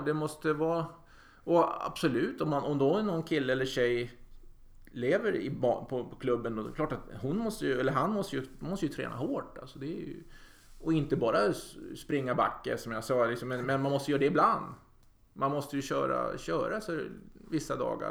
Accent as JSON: {"language": "Swedish", "country": "Sweden"}